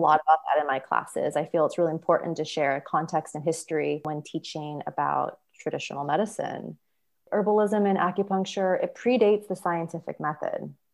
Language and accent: English; Sacramento, California, United States; now in Petaluma, United States; I was born and raised in South Sacramento in a very big Japanese American family